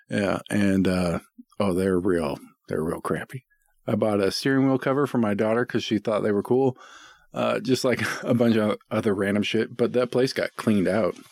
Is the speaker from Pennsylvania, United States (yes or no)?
no; Boring, Oregon, United States; I grew up in Boring